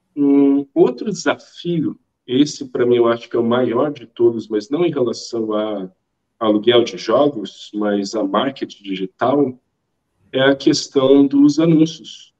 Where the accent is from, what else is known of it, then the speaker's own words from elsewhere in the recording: Brasília, Federal District, Brazil; eu sou de Brasília, Brasília é tudo extremamente distante.